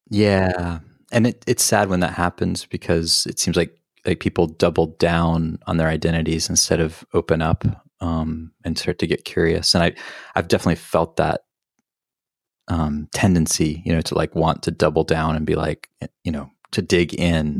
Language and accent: English; the Southern Baptist South, United States; moved away; also born or lived in Boulder, Colorado; Palestinian, growing up in the Southern Baptist South